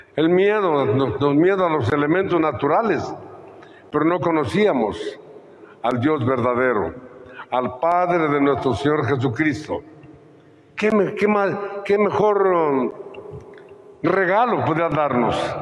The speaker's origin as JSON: {"language": "Spanish", "country": "Mexico"}